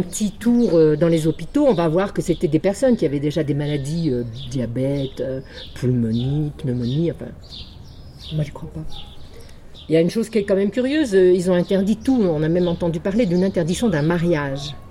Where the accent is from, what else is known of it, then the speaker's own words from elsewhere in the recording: Normandy, France; moi, je suis normande